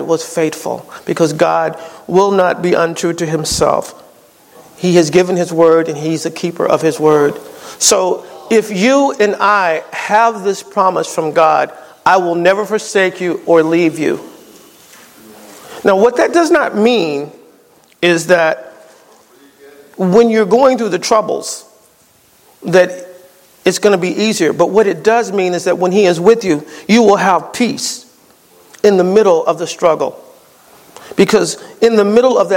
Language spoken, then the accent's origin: English; East Coast, United States; moved away; I'm from the East Coast